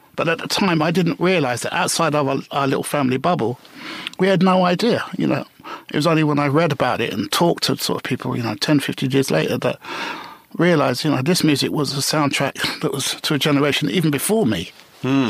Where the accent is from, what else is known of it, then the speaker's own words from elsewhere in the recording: London, United Kingdom; I was a Notting Hill boy. Right. born and bred